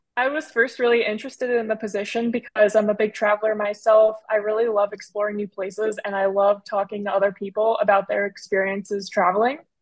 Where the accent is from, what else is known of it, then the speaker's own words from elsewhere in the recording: suburbs of Philadelphia, Pennsylvania, United States; moved away as an adult; also born or lived in Sydney, Australia; I'm originally from the suburbs of Philadelphia